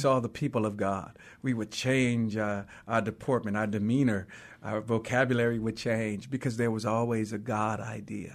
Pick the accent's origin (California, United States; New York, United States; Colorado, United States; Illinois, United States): California, United States; Oakland; also born or lived in Louisiana (parents' birthplace); we grew up in West Oakland for a little while, then we moved to East Oakland.